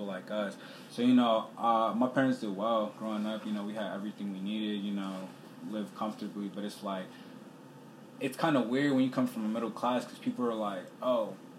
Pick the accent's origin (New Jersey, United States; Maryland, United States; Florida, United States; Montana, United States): Maryland, United States; Montgomery County; also born or lived in Sierra Leone; I'm from the Montgomery County area of Maryland, so, like, it's an extremely diverse area.